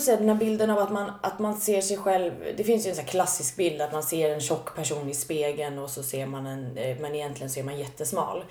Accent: Stockholm, Stockholm County, Sweden; Södermalm, jag är uppvuxen där

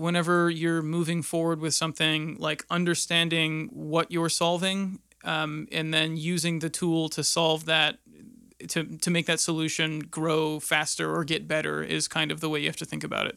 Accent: Erie, Pennsylvania, United States; moved away as an adult; now in Indianapolis, United States; I grew up in Erie, Pennsylvania

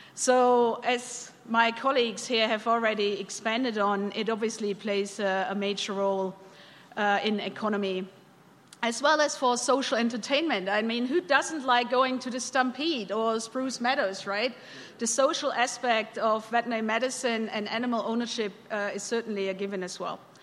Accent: Bavaria, Germany; moved away as an adult; also born or lived in California / London, United Kingdom; now in Alberta, Canada; I'm born and bred in Bavaria

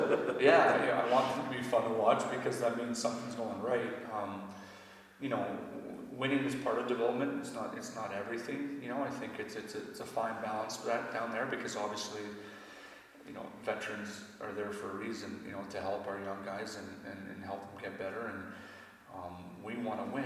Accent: Canada; I'm a Canadian citizen

